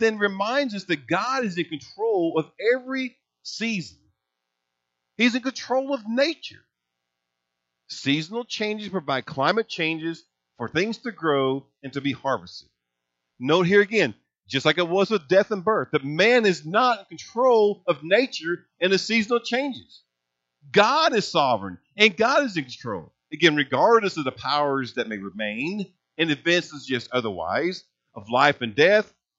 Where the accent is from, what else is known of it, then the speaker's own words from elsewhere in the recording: Hazleton, Indiana, United States; When I was a boy growing up in Hazels, Indiana, farming was like in my blood